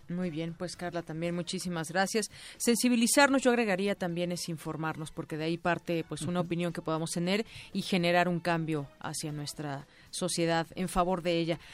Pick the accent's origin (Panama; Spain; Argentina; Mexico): Mexico; como mexicanos